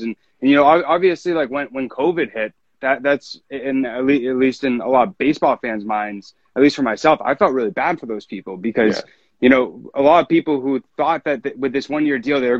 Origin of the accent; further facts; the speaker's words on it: northern New Hampshire, United States; I'm from northern New Hampshire